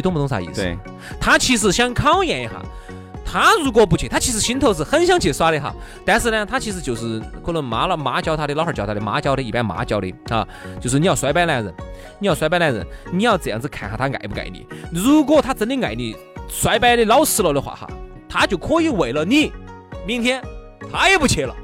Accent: Sichuan, China; 还是真的就只有我们四川人听得懂

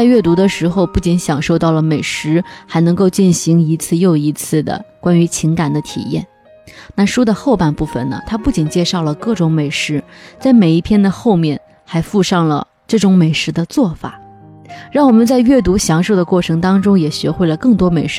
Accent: North China, China; 不过这里边还有写了一一个我非常熟悉的我的家乡的一种食物，就是胡辣汤。作为一个地道的北方人，胡辣汤是我们每天早上的早餐。

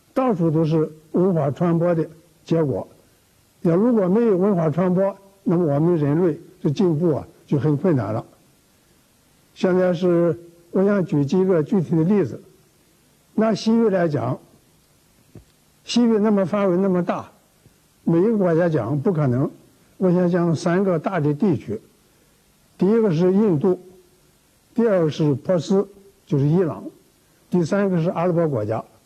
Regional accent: China; 我们中国人

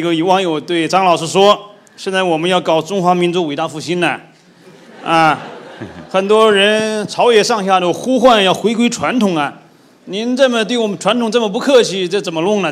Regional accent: China; 当我们中国人呢，这个积贫积弱

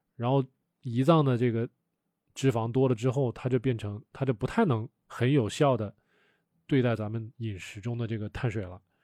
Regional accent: Wuhan, Hubei, China; 我以前小时候在武汉长大的

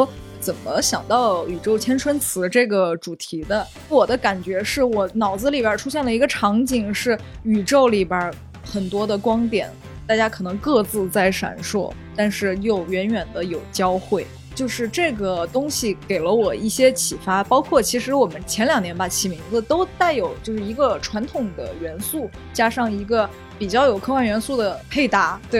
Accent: Sichuan, China; 我们四川人就是这样的，

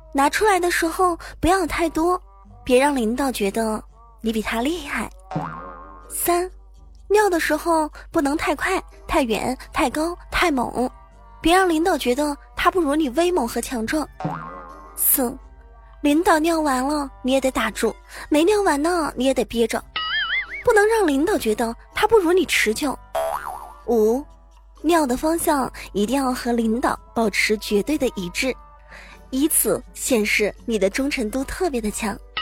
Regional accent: Zhejiang, China; 我这河南话特别的渣渣啊。作为一个浙江人，能把河南话说成这样了也是不错的。

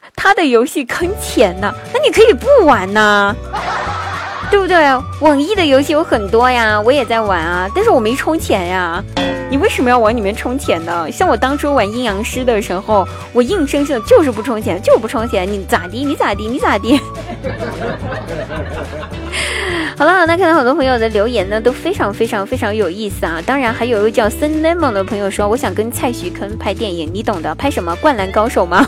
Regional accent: Guizhou, China; 我们家乡代表性的美食呢，叫做，呃 丝娃娃

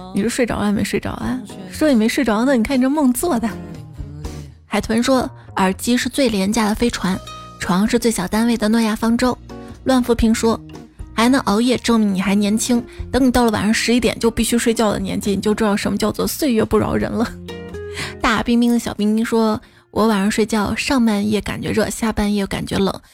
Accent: northern China, China; moved away as an adult; also born or lived in Chengdu; 我作为从小在北方长大的人

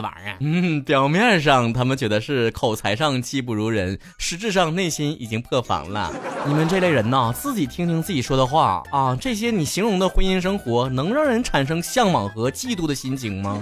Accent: Shenyang, Liaoning, China; 我们辽宁人不再吃甜的豆腐脑儿啊，也不会给冻梨切盘儿

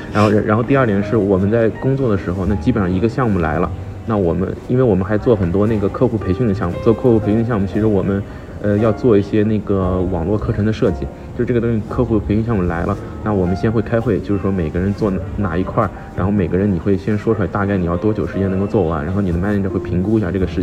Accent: China; 没有，他倒没有觉得我是日本人，我的简历上写的我是中国人

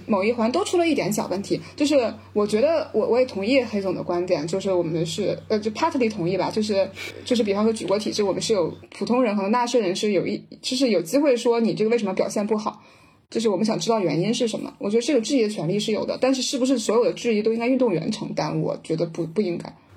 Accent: Tianjin, China; 我是天津人，然后我们就是天津的女排

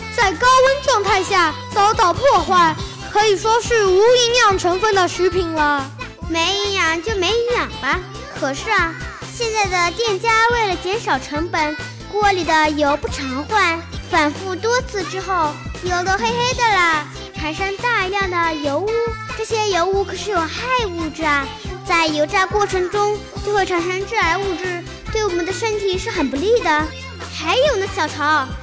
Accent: China; 我们中国人

